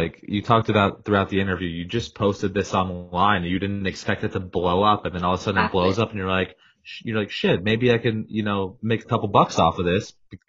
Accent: Coral Springs, Florida, United States; No, really I'm from Coral Springs

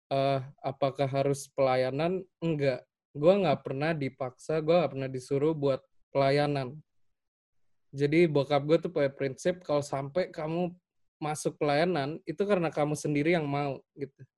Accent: Makassar, South Sulawesi, Indonesia; also born or lived in Salatiga; now in Jakarta, Indonesia; gue dari Salatiga, gedenya tapi di Makassar.

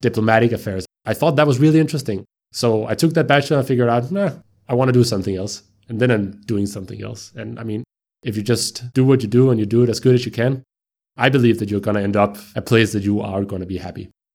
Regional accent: Copenhagen, Capital Region of Denmark, Denmark; I am from Copenhagen. I'm uh, born and raised in a suburb to Copenhagen within the municipality of Copenhagen called Brøndshøj

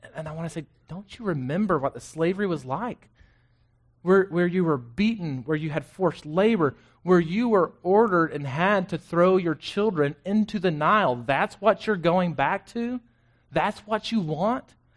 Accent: Florence, Texas, United States; now in Killeen, United States; I grew up in Florence, spent eighteen years in the same house

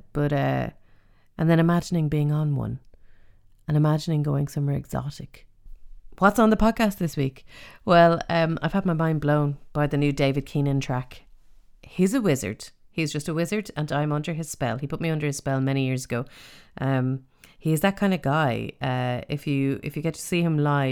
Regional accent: Dublin, Leinster, Ireland; now in East Galway, Ireland; growing up in Dublin

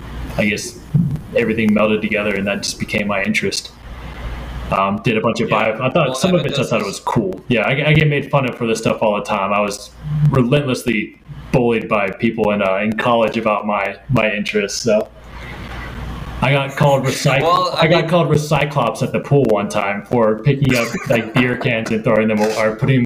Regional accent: United States; also born or lived in Turin, Italy / Stockholm, Sweden; also difficult to really get a real job as an American abroad, right?

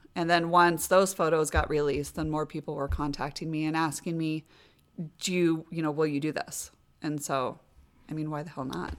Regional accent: Des Moines, Iowa, United States; born and raised in Des Moines.

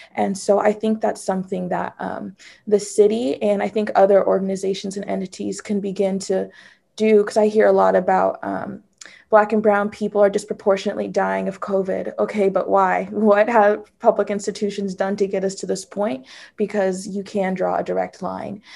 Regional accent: San Francisco, California, United States; growing up in San Francisco

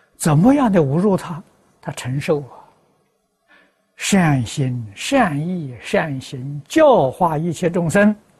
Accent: China; moved away; also born or lived in United States; 我们中国人看任何人都是好人

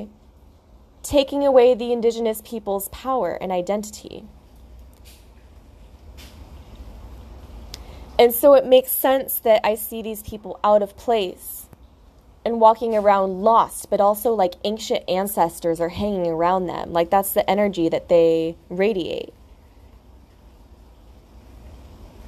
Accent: United States; moved away as an adult; now in Australia; I'm from America, so we're both here in Australia starting a new life for ourselves

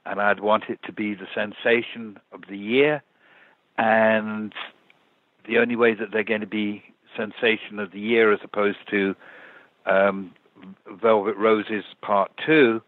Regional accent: England, United Kingdom; I'm English

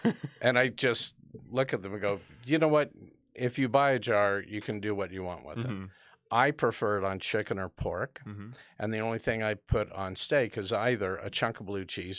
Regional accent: United States; being an American

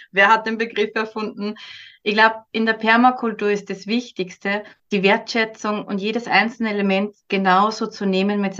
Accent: Upper Austria, Austria; now in Switzerland; ich komme aus Oberösterreich, ziemlich in der Mitte von Österreich.

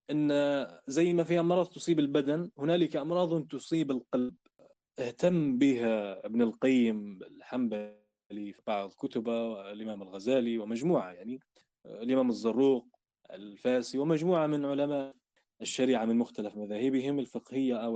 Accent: Libya; وهنا تبدأ قصتنا إحنا كليبيين مع الحركة السنوسية

